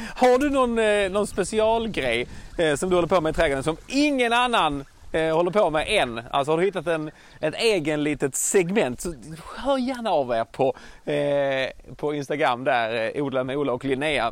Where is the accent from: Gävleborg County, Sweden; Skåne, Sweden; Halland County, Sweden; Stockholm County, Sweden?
Skåne, Sweden